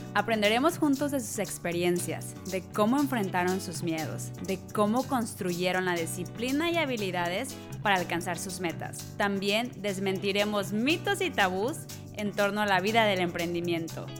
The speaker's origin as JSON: {"language": "Spanish", "country": "Mexico", "moved": "as an adult", "lives_now": "Ireland", "said": "soy de México, mexicana viviendo en Irlanda"}